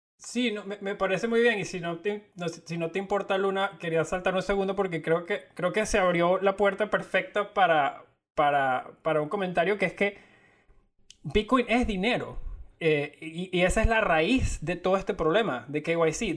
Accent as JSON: {"language": "Spanish", "country": "Venezuela", "said": "somos de Venezuela"}